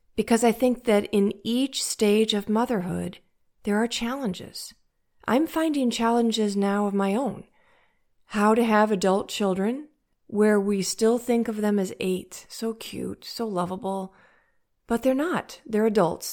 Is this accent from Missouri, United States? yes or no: yes; St. Louis, Missouri, United States; I'm from St. Louis, Missouri, in the United States